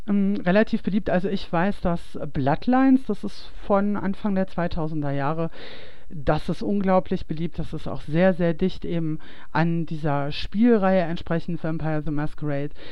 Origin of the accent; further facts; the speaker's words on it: Ruhr area, North Rhine-Westphalia, Germany; moved away; ich komme ja eigentlich aus dem Ruhrgebiet